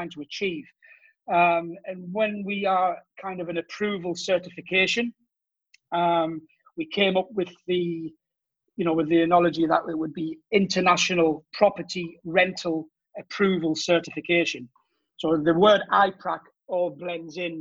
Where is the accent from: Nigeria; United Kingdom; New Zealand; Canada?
United Kingdom; Durham, North East England; accent: Geordie; moved away as an adult; now in Cannes, France; I'm originally from Durham, the north of England.